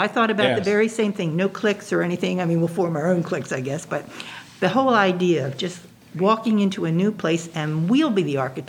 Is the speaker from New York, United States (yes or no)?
no; Baltimore, Maryland, United States; Where'd you grow up? In Baltimore.